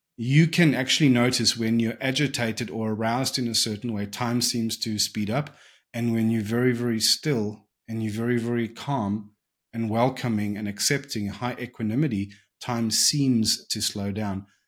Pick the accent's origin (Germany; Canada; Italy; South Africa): South Africa; growing up in South Africa